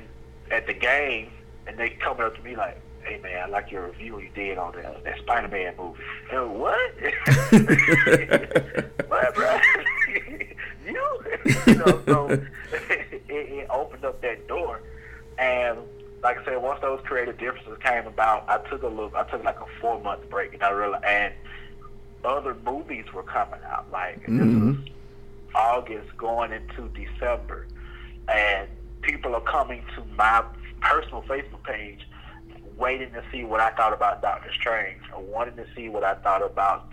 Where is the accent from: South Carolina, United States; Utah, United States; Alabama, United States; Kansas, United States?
Alabama, United States; Mobile; I am from Mobile, Alabama